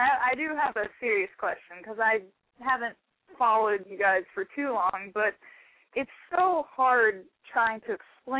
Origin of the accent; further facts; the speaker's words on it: Lake City, United States; I'm from Lake City.